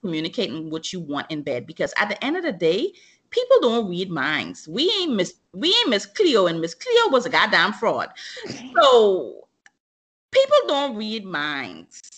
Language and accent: English; Bahamas; growing up in the Bahamas